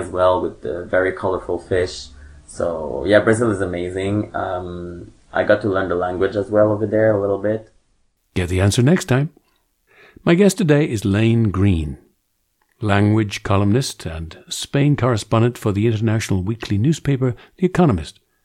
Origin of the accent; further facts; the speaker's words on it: England, United Kingdom; accent: English; my English accent